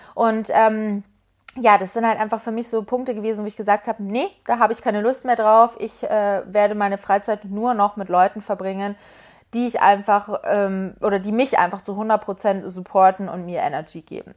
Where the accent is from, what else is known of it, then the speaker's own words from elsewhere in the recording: Munich, Bavaria, Germany; now in Berlin, Germany; Es ist übrigens meine Heimat München. Meine Eltern kommen auch aus München.